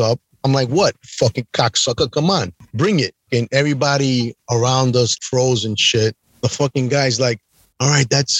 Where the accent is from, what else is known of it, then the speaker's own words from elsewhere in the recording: New York, United States; I'm from New York